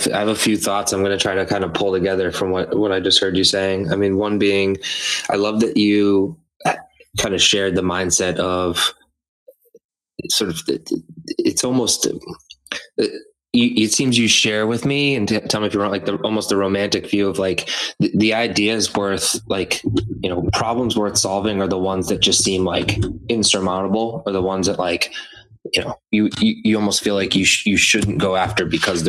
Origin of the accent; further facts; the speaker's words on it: Methuen, Massachusetts, United States; I grew up in the Merrimack Valley, and I grew up in Methuen